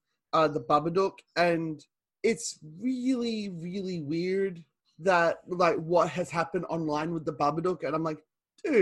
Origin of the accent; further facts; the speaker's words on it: Australia; I'm Australian